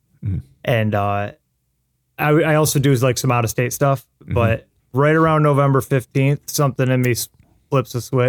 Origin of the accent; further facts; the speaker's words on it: St. Clair Shores, Michigan, United States; Yeah, I'm from St. Clair Shores, Michigan, just kind of outside of Detroit.